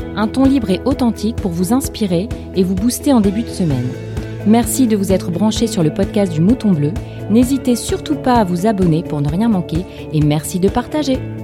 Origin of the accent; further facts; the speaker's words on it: Lille, Hauts-de-France, France; Je suis lilloise